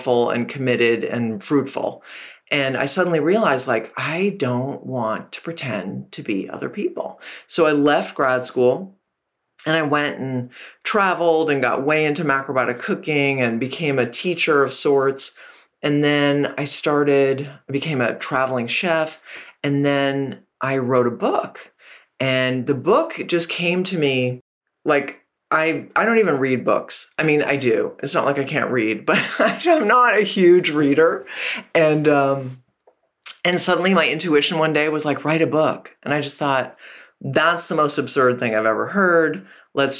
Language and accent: English; Canada; moved away; also born or lived in Portland, Maine; I grew up in Canada and I did national radio